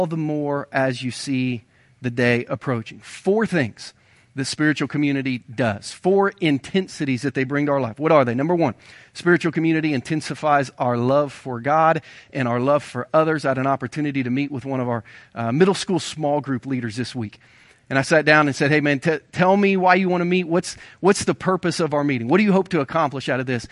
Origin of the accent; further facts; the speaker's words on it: Ohio, United States; now in Missouri, United States; I grew up in Ohio.